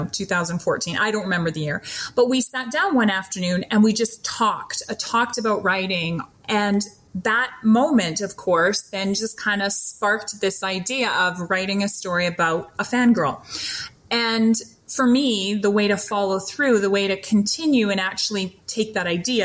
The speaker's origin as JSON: {"language": "English", "country": "Canada", "said": "I'm Canadian. I apparently have a lot of Canadianisms that I didn't realize I was using"}